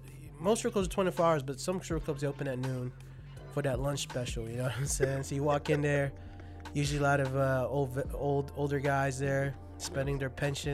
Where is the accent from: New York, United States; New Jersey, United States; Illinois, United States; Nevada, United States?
Nevada, United States; Las Vegas; we're from Vegas. We've been here for a long time. We grew up here.